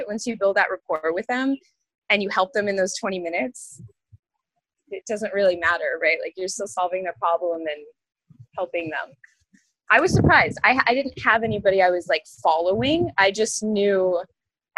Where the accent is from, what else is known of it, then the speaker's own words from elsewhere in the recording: Maine, United States; now in Gainesville, United States; where I'm from, born and raised in Maine